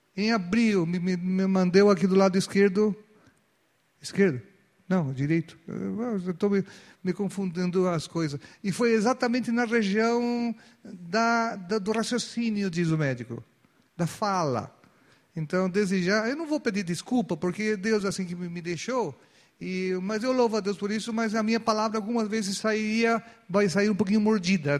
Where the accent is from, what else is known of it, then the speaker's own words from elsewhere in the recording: Chile; now in Brazil; Pela, pela documentação, ainda eu sou, eu sou chileno